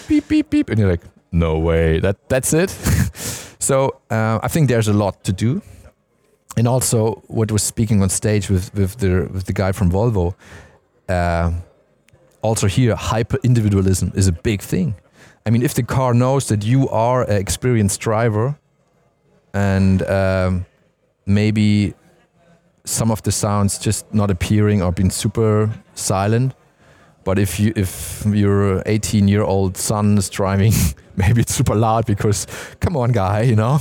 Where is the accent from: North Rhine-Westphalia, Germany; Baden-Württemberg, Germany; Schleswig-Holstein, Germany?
Baden-Württemberg, Germany; Stuttgart; I'm from Stuttgart